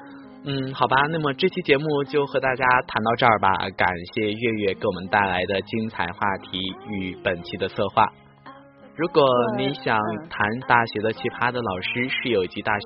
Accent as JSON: {"language": "Chinese", "region": "northern China", "country": "China", "said": "南方的这种生活环境真的不是很适合我这一个从北方来到这儿的汉子"}